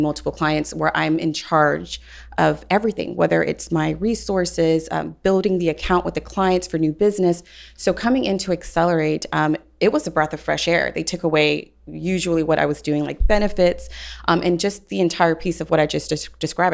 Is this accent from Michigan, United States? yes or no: no; Houston, Texas, United States; I'm from Houston, Texas, been recruiting for oil and gas